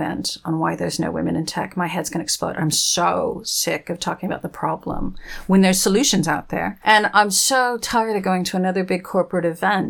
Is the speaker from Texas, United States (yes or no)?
yes; Texas, United States; also born or lived in Arizona / New Mexico; where I grew up out in Texas and Arizona and New Mexico, we didn't learn how to curtsy.